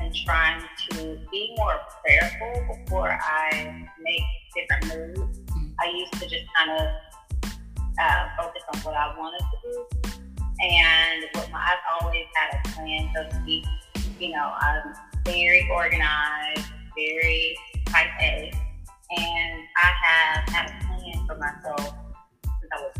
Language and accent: English; Jackson, Mississippi, United States; I'm from Jackson, Mississippi, and, you know, growing up, I definitely was a church girl